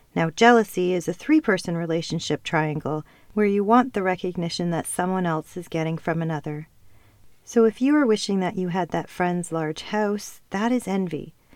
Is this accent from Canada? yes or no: yes; Canada; also born or lived in Ontario / Calgary, Alberta / Costa Rica; I have never felt at home in Canada. And yes, that may sound crazy seeing as I was born and raised here